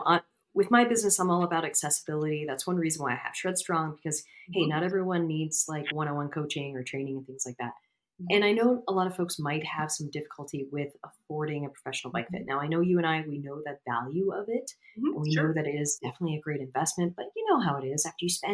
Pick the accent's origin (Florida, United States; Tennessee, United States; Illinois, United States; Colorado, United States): Florida, United States; since I'm from Florida and I'm from a state that literally is a peninsula. And I was on I lived in a county that was a peninsula. So I lived in a peninsula within a peninsula.